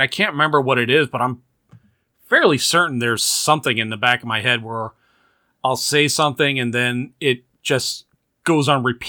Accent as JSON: {"language": "English", "region": "the South", "country": "United States", "tie": "born or raised there", "said": "growing up in the South, with a mother from Boston with a thick Boston accent."}